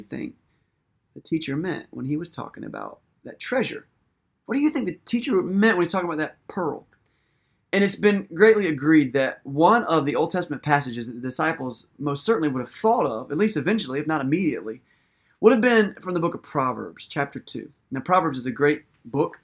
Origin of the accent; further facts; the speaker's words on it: United States; we're modern American people